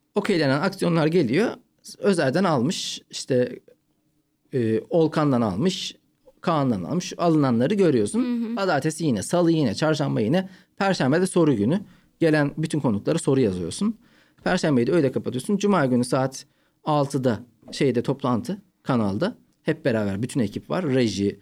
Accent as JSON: {"language": "Turkish", "region": "Ankara", "country": "Turkey", "tie": "born or raised there", "also_born_or_lived": "Malatya", "moved": "as an adult", "lives_now": "Istanbul, Turkey", "said": "Ben Malatya'dan Ankara'ya taşındık. Üçüncü sınıfta. Dört ve beşi Ankara'da okudum. Yani ilk üç yılı Malatya'da okudum"}